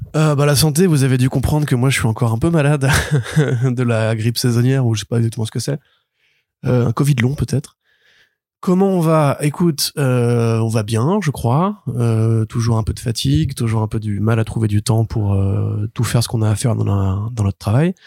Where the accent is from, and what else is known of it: Paris, Île-de-France, France; born or raised there; also born or lived in Marseille